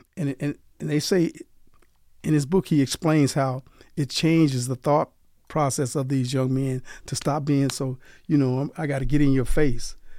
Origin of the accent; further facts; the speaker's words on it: Delhi, Louisiana, United States; now in Las Vegas, United States; I'm from Delhi, Louisiana.